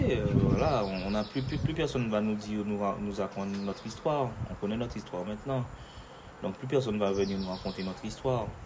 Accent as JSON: {"language": "French", "country": "France", "said": "on est français. Hein. Donc, euh, on est français"}